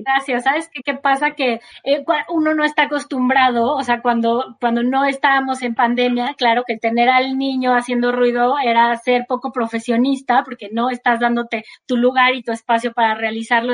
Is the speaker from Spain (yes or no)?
no; Mexico; como mexicanos